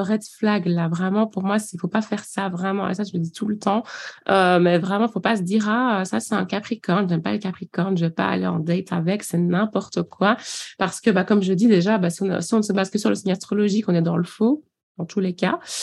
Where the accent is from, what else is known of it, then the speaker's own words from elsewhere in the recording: Belgium; now in Liège, Belgium; j'ai suivi euh, ici sur Liège, donc je suis belge